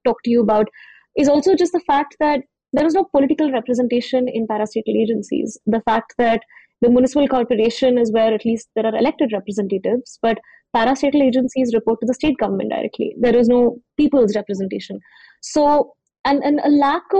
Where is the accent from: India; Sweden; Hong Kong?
India; Hyderabad, Telangana; growing up in Hyderabad, I used to take the bus to school in high school